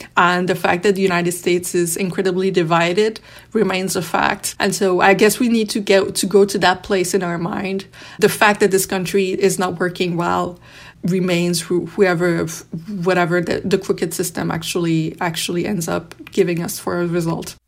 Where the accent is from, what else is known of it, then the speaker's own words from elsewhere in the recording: Canada; we as Canadian, being so close to the U S